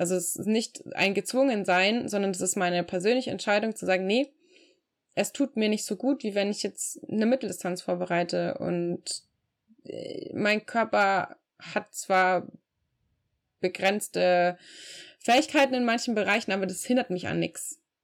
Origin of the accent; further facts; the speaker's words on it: Regensburg, Bavaria, Germany; also born or lived in Frankfurt; meiner Heimatstadt Regensburg